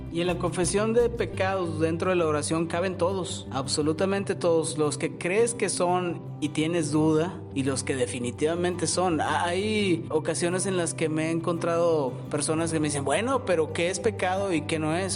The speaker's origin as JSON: {"language": "Spanish", "country": "Mexico", "said": "como mexicano y como persona de, a pie"}